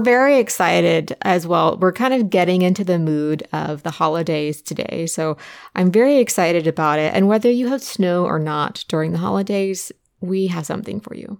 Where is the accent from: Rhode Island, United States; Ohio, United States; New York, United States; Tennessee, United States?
Ohio, United States; Southern; I grew up in Southern Ohio